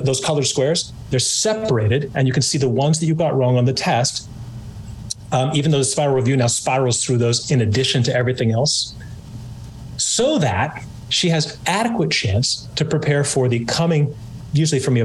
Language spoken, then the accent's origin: English; California, United States; excuse the rad, I'm from California.